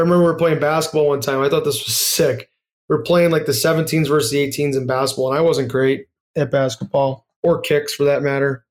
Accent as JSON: {"language": "English", "country": "United States", "said": "as an American kid"}